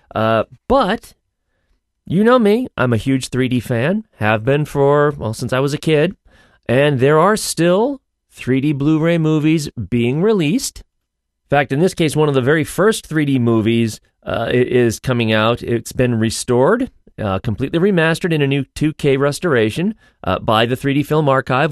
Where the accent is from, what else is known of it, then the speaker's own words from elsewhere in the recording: United States; as an American